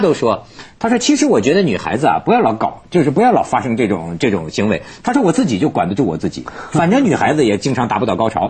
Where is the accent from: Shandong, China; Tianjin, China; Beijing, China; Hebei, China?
Hebei, China; 我，河北人是非常实在的